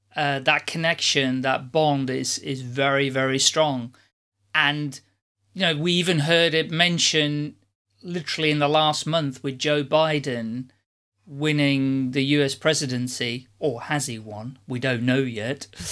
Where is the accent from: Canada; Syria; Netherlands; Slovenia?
Netherlands; moved away; also born or lived in United Kingdom / Ireland; originally I'm from the Netherlands